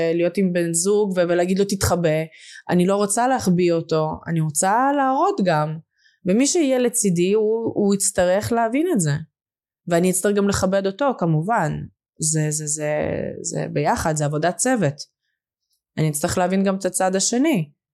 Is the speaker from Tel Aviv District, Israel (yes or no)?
no; Lod, Central District, Israel; Hebrew is a second language; also born or lived in Russia / Moscow, Russia / Hungary; now in Even Yehuda, Israel; גדלתי בלוד הרבה שנים